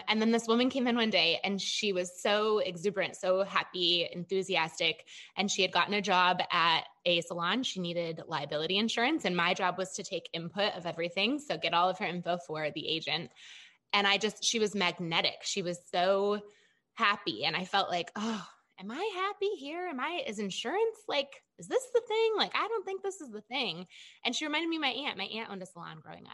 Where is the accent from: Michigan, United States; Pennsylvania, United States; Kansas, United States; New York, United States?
Michigan, United States; moved away as an adult; also born or lived in Chicago, Illinois; I was born and raised in Michigan.